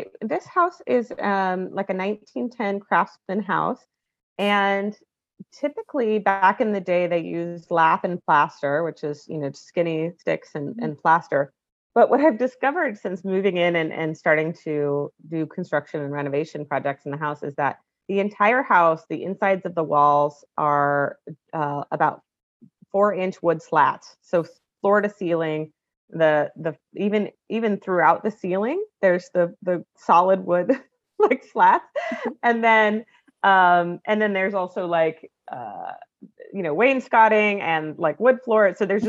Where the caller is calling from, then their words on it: Portland, Oregon, United States; Yeah, so I'm in Portland, Oregon, so the west coast of the state